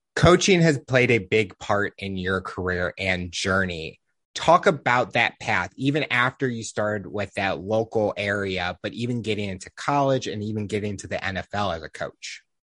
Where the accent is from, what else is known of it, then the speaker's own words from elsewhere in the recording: St. Louis, Missouri, United States; Growing up in Saint Louis, we had the Rams